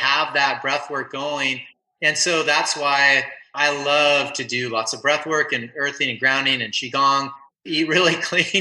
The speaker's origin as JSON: {"language": "English", "town": "Simi Valley", "region": "California", "country": "United States", "tie": "born or raised there", "also_born_or_lived": "San Onofre", "said": "Simi Valley where I grew up"}